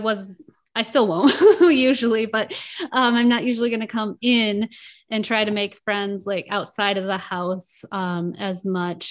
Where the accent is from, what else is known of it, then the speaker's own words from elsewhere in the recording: Fremont, Michigan, United States; moved away as an adult; also born or lived in Grand Rapids, Michigan / Tennessee / Las Vegas; now in Oregon, United States; I grew up in Michigan.